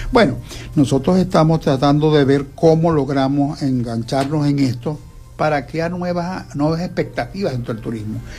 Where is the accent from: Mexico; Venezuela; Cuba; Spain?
Venezuela; Santa Lucía, Zulia; Los que somos